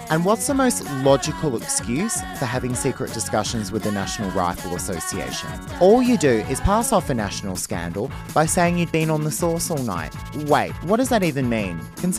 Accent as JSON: {"language": "English", "country": "Australia", "said": "Yeah, I'm Australian."}